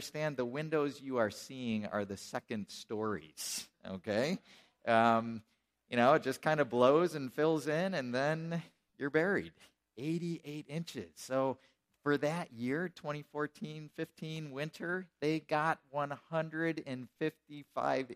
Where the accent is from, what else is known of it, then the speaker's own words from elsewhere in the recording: Colesville, New York, United States; moved away; I grew up outside of Buffalo